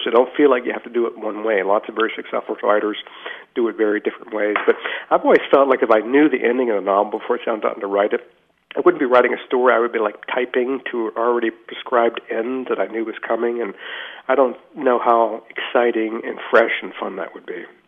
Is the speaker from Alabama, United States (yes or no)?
no; Richmond, Virginia, United States; I grew up in Richmond, Virginia, a small town